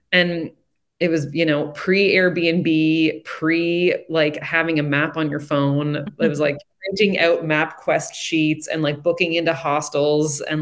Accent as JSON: {"language": "English", "region": "Prince Edward Island", "country": "Canada", "tie": "born or raised there", "said": "growing up in Prince Edward Island and in a rural part of the island"}